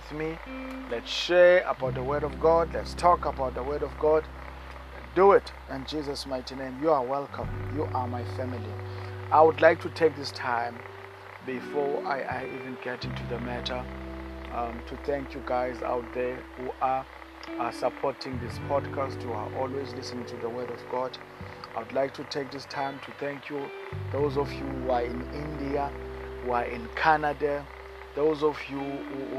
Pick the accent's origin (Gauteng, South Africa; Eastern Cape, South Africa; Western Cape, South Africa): Eastern Cape, South Africa; East London; In the Eastern Cape in South Africa, in a town called East London.